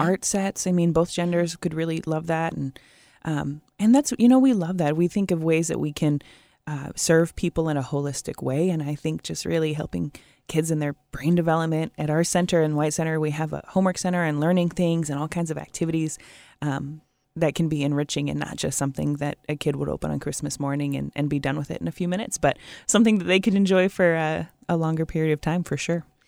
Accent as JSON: {"language": "English", "town": "Portland", "region": "Oregon", "country": "United States", "tie": "born or raised there", "moved": "yes", "lives_now": "Puget Sound area, United States", "said": "I grew up in Portland"}